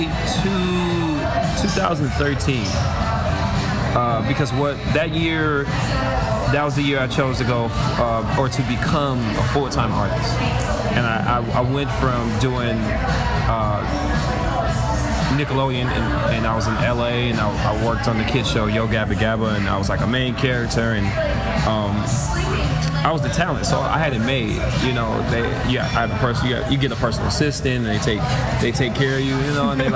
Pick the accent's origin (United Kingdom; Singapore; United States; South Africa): United States; Milwaukee, Wisconsin; my hometown